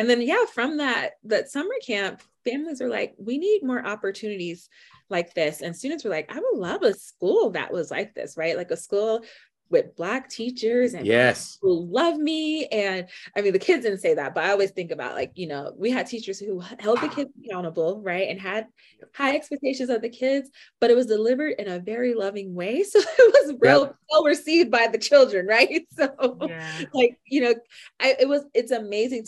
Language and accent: English; Miami, Florida, United States; moved away as an adult; now in Denver, United States; my growing up in Miami. So I was in GT in elementary through high school